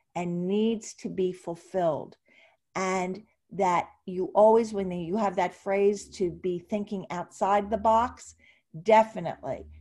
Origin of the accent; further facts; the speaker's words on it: Ventnor City, New Jersey, United States; grew up in Atlantic City, and actually Ventnor